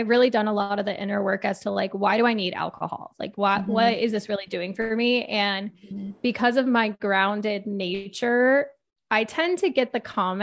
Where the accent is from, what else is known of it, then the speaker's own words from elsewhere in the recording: Arizona, United States; I was born and raised in Arizona